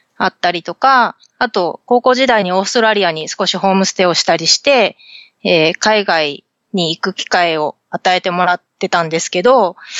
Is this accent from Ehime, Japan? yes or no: no; Fukuoka, Japan; moved away as an adult; also born or lived in Tokyo metropolitan area; now in San Diego, United States; 出身は九州は福岡、博多です